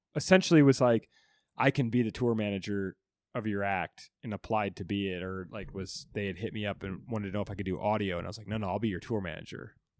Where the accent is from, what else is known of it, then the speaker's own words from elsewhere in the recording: Alta, Iowa, United States; moved away as an adult; also born or lived in Orlando, Florida; now in New York, United States; I'm moving from Iowa, a little town, to Florida, Orlando